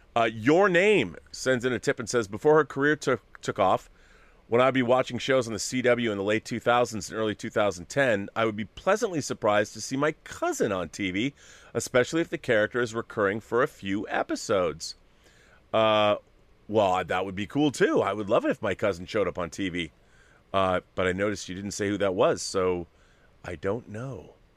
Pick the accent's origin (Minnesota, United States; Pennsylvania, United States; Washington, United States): Washington, United States; Seattle; I'm from Seattle